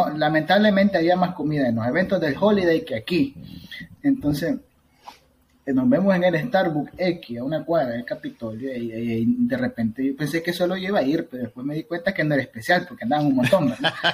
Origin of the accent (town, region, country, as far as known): Nicaragua; moved away as an adult; now in United States